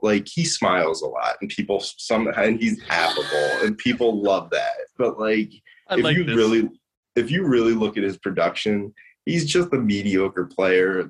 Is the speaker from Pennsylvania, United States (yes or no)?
yes; King of Prussia, Pennsylvania, United States; I'm from King of Prussia